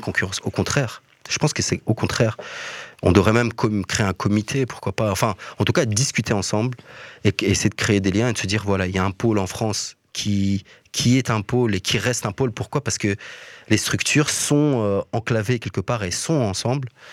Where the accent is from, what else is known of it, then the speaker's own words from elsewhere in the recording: Mons, Wallonia, Belgium; moved away as an adult; now in Brussels, Belgium; Je viens de Mons